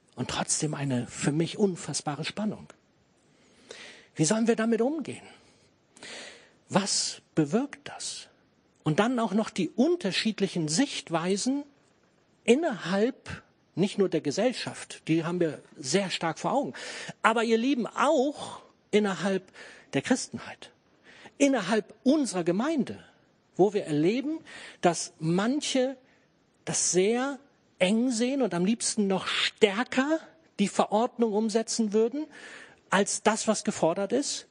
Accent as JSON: {"language": "German", "country": "Germany", "said": "für uns als Deutsche"}